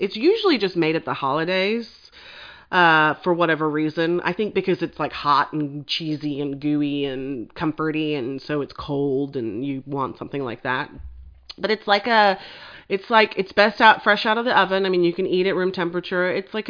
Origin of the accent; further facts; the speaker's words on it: England, United Kingdom; family's Serbian, so we make a lot of Serbian dishes, and that's kind of what I grew up on, even though I grew up in England